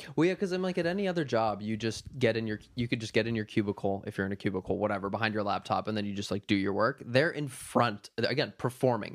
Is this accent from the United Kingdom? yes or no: no; Minnesota, United States; moved away; also born or lived in Wisconsin; I was born in Wisconsin, but I grew up, like, two hours south of, uh, the Saint Paul area, right on kinda, like, the corner of Wisconsin, Minnesota, and Iowa